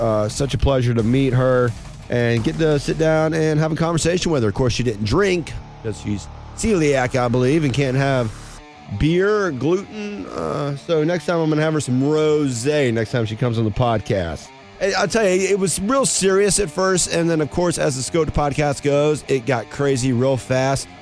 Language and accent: English; North Georgia, United States; I come from North Georgia backwoods mountains